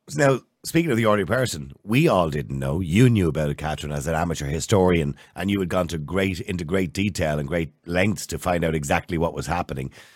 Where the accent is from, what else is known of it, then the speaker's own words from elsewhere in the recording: Dublin, Leinster, Ireland; I was born in St. Patrick's Home on the Navan Road